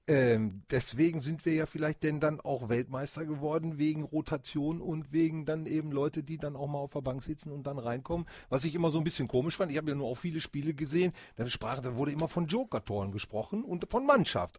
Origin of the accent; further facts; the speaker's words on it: Bremen, Germany; Ich bin in Bremen geboren